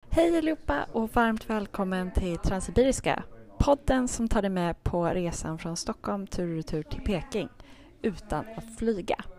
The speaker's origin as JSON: {"language": "Swedish", "country": "Finland", "tie": "born or raised there", "moved": "yes", "said": "min barndom i Finland"}